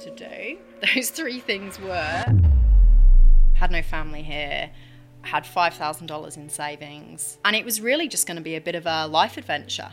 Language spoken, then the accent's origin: English; Chester, North West England, United Kingdom; moved away as an adult; now in Australia; So I come from the UK. I grew up in Chester. I moved out to Australia 14 years ago.